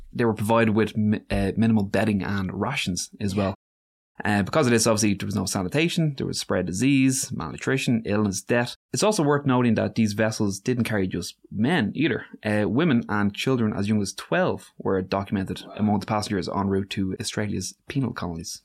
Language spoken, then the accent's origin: English; Ireland; the problem with being Irish